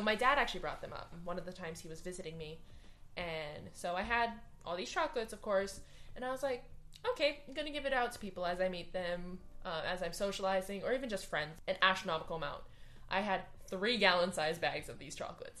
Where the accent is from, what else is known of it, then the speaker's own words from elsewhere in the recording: Hawaii, United States; moved away as an adult; I am from Hawaii. I am not Hawaiian